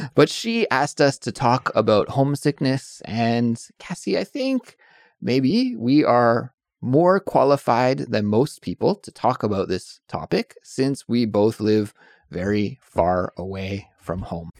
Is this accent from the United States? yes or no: no; Canada; moved away as an adult; also born or lived in Calgary, Alberta / Montreal / Victoria / near Vancouver; now in South Korea; I'm from Canada, but living in Korea.